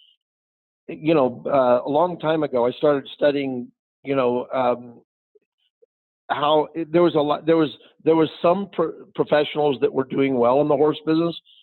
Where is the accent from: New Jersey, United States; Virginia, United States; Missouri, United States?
Missouri, United States; Kansas City; moved away; also born or lived in Cochise County, Arizona; I'm from Kansas City where it's been the frozen tundra there